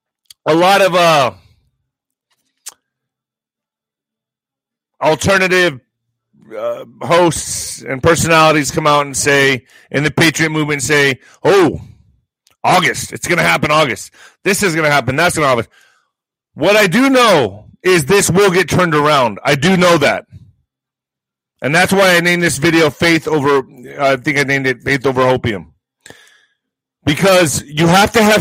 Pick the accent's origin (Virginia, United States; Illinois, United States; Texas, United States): Texas, United States; El Paso; El Paso's getting 10,000 refugees to Fort Bliss, my hometown.